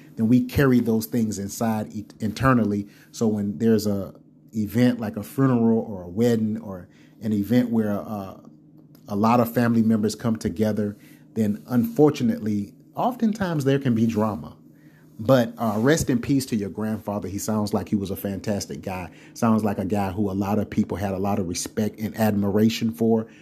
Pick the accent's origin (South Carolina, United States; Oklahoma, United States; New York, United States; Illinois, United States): South Carolina, United States; growing up in South Carolina